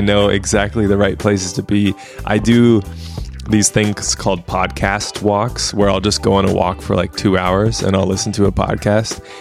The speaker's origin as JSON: {"language": "English", "region": "West Coast", "country": "United States", "tie": "born or raised there", "said": "being in the US and just growing up on the West Coast"}